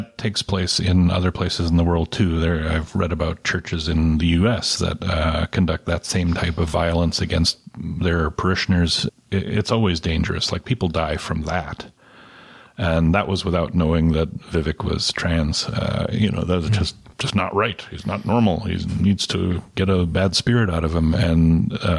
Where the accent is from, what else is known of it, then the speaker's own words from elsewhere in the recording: Canada; as a Canadian reader